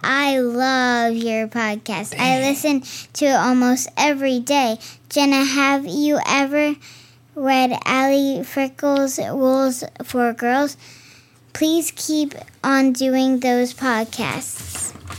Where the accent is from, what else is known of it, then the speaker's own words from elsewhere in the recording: California, United States; Disneyland. I'm from California.